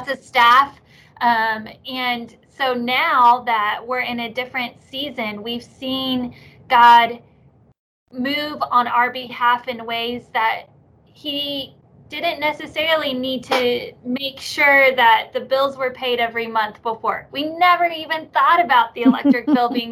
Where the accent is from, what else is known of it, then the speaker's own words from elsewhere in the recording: Oklahoma, United States; I am an Okie, born and raised. Love my state here in Oklahoma